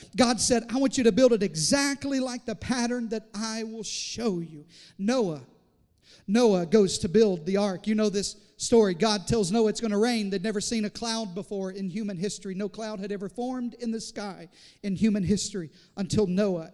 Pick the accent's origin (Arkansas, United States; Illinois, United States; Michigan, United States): Arkansas, United States; Southeast; I grew up in Southeast Arkansas